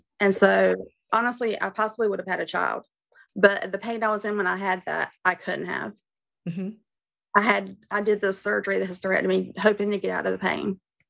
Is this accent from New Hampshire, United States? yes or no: no; North Carolina, United States; I'm 49. I'm from North Carolina.